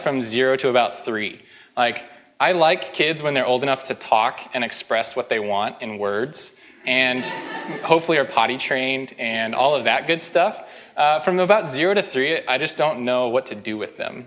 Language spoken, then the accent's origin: English; Spokane, Washington, United States; moved away; I'm from Spokane